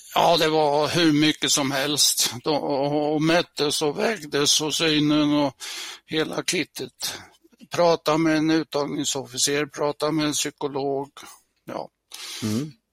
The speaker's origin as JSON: {"language": "Swedish", "area": "near Mjölby", "region": "Östergötland", "country": "Sweden", "tie": "born or raised there", "said": "jag är uppväxt i Klorofyllen eh, i södra Östergötland, eh, ett par mil utanför den stora hamn och sjöfartsstaden Mjölby."}